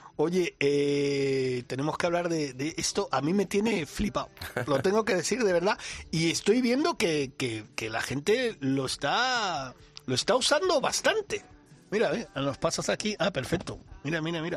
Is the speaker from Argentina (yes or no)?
no; Cuba; now in Spain; En mi tierra, en Cuba